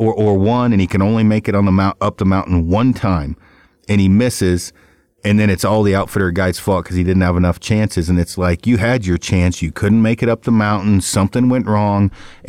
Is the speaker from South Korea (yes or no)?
yes; South Korea; now in United States; when I first got here from, when I came over from Korea, it was the first year there was a draw here.